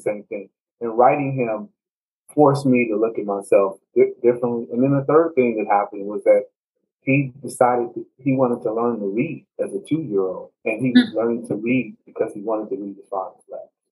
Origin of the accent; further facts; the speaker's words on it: Gary, Indiana, United States; I'm originally from Gary, Indiana